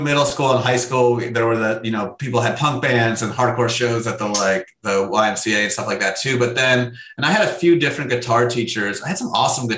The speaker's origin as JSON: {"language": "English", "town": "Williamsport", "region": "Pennsylvania", "country": "United States", "tie": "born or raised there", "also_born_or_lived": "New Jersey / Berkeley / Brooklyn, New York", "moved": "as an adult", "lives_now": "Oceanside, United States", "said": "I grew up in central Pennsylvania. Williamsport is the name of the little town"}